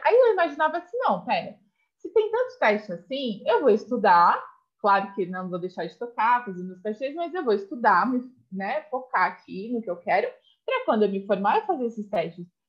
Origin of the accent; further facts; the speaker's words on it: Alumínio, São Paulo, Brazil; now in São Paulo, Brazil; eu sou do interior de São Paulo, como você sabe, da cidade de Alumínio